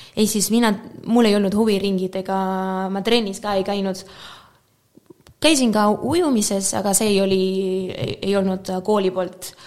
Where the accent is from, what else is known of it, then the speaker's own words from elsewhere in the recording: Málaga, Andalusia, Spain; Estonian is a second language; moved away as an adult; also born or lived in Moscow, Russia / Estonia; mina olen pärit Malagast, e, mitte Marbellast, aga Malagast